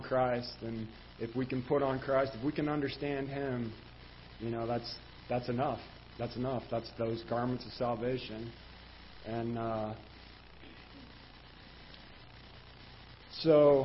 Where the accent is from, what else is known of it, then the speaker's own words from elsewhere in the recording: Jefferson County, Missouri, United States; I was raised in Jefferson County